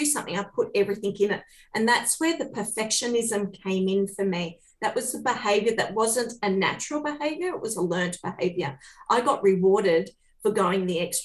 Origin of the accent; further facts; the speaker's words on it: Port Macquarie, New South Wales, Australia; I was born in Port Macquarie on the mid-north coast.